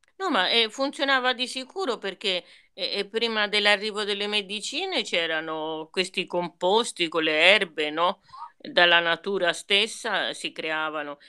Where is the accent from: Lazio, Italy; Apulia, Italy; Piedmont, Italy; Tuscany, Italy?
Tuscany, Italy; Orbetello; now in Florence, Italy; Io sono di genitori meridionali, ma sono nata a Orbetello